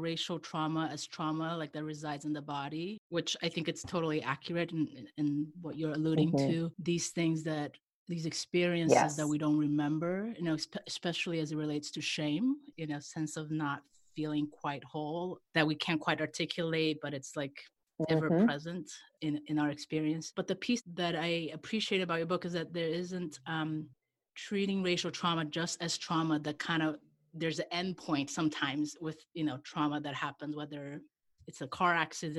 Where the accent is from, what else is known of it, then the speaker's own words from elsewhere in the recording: Iran; also born or lived in Brazil; now in United States; I didn't grow up in the United States. I'm a third culture kid. So okay. I grew up in Iran and Brazil.